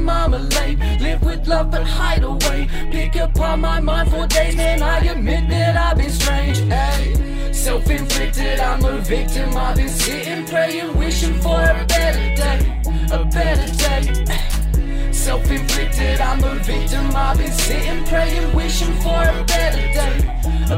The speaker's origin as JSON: {"language": "English", "town": "Mullumbimby", "region": "New South Wales", "country": "Australia", "moved": "yes", "said": "I moved away from Mullumbimby to pursue my dreams"}